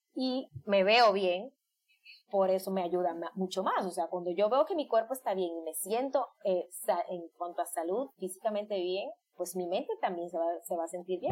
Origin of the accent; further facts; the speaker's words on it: Dominican Republic; yo soy de isla, soy de República Dominicana